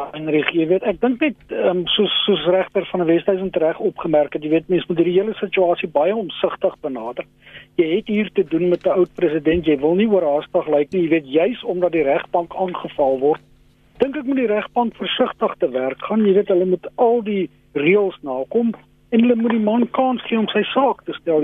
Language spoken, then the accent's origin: Afrikaans; South Africa; ons as Suid-Afrikaners